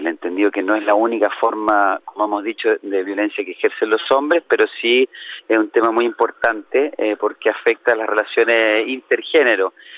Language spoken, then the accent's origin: Spanish; Chile; mi país, Chile